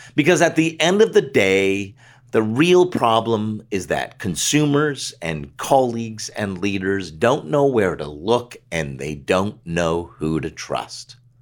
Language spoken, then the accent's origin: English; Canada; As a Canadian ad guy, mostly doing stuff north of the border